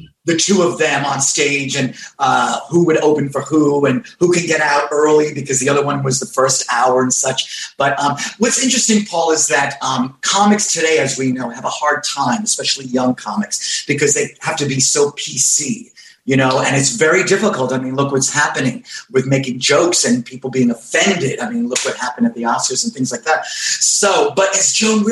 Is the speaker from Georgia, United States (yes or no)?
no; New York, United States; New York, where I'm from.